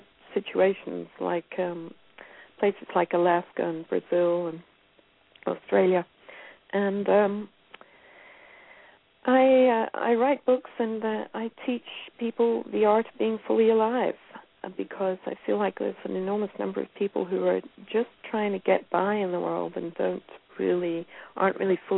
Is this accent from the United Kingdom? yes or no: yes; Scotland, United Kingdom; moved away as an adult; also born or lived in Northern California; now in United States; I grew up in Scotland and moved to California in the early 1980s and lived in the boonies of Northern California